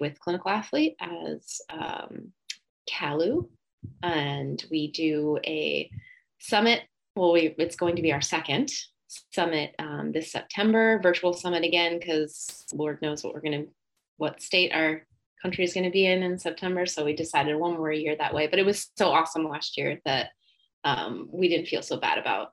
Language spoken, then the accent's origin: English; New Jersey, United States; I'm from New Jersey